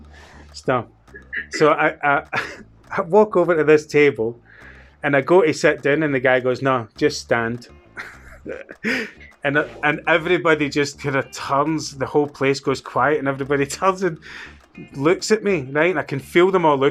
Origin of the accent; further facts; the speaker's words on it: Scotland, United Kingdom; where are you from? And I'd be like, Scotland